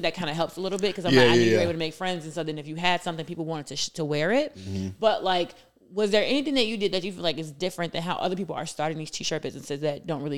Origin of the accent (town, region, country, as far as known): Chicago, Illinois, United States